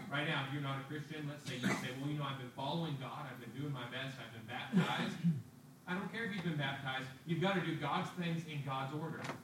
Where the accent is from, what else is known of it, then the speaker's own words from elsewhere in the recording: United States; As American citizens